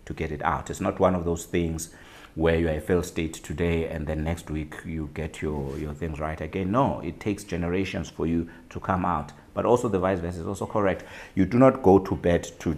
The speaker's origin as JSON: {"language": "English", "country": "South Africa", "said": "as a South African who never studied law for a single day"}